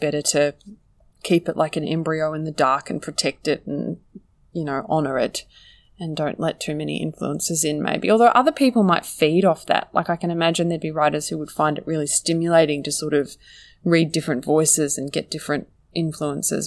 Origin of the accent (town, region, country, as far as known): Australia